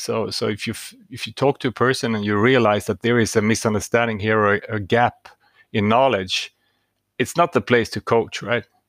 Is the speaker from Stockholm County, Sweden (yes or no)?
yes; Stockholm, Stockholm County, Sweden; I'm from Stockholm, Sweden